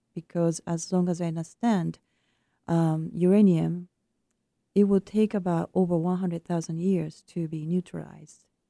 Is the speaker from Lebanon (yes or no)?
no; Japan; moved away; my home country of Japan